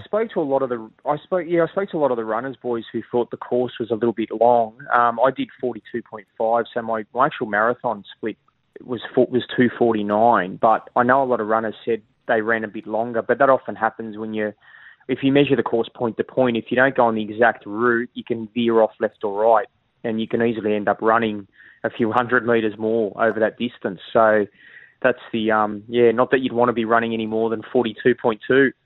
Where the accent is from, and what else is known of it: Sydney, New South Wales, Australia; born or raised there; moved away as an adult; now in Queensland, Australia